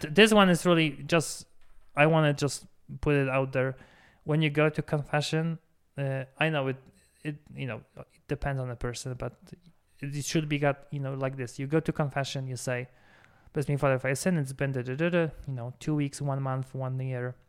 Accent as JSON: {"language": "English", "country": "Poland", "moved": "yes", "said": "in Poland, my home country"}